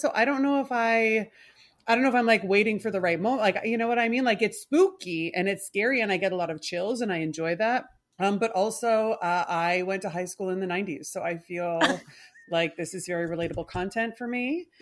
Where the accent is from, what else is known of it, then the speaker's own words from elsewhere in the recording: Canada; I, I am Canadian